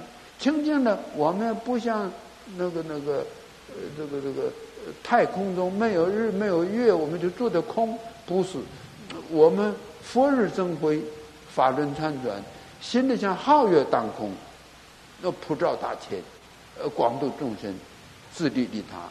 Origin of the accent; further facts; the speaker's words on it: Northeast China, China; now in Taiwan; 我今生身为中国人呐，啊，那么呃。从东北到华北，华北到华中、华南，一直来到台湾哈，很觉得不幸啊，颠沛流离呀。